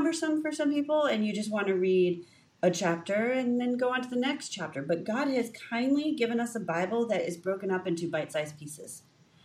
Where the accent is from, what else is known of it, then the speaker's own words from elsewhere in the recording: United States; as American women